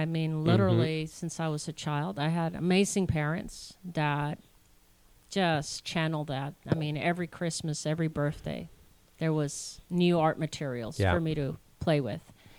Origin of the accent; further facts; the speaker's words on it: Connecticut, United States; also born or lived in Washington, D.C. / Virginia / Costa Rica; I was raised in mainly, Connecticut area, Virginia, and then also lived in Costa Rica 13 years and on.